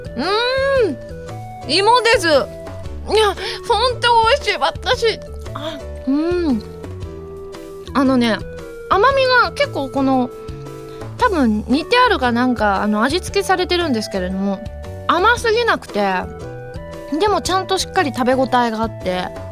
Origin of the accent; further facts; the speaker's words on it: Osaka, Japan; accent: Osaka dialect (Kansai-ben); 私関西弁喋れると言っても大阪弁なんですけれども